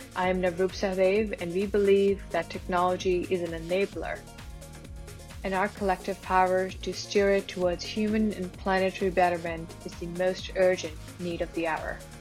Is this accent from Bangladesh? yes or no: yes; Bangladesh; moved away as an adult; also born or lived in England / Silicon Valley, United States; I am from Bangladesh. I was born in Bangladesh, and then I lived in Bangladesh and, and England